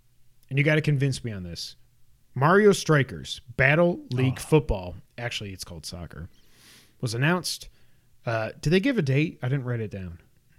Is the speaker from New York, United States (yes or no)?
yes; Watertown, New York, United States; We grew up in Watertown, New York, and we had the Salmon Run mall.